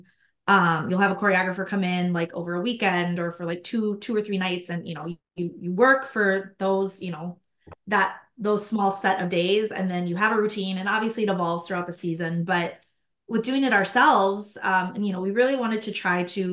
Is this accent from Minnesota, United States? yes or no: yes; Minnesota, United States; I grew up in Minnesota